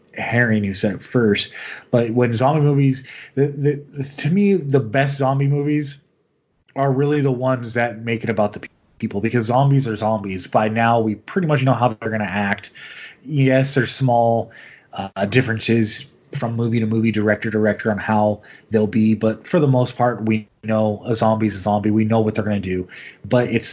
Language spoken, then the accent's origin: English; United States; as an American